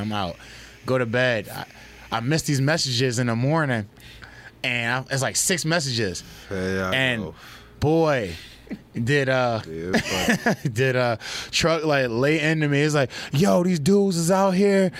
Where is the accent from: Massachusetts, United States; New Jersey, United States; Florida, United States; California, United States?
New Jersey, United States; I'm from New Jersey, and I like that.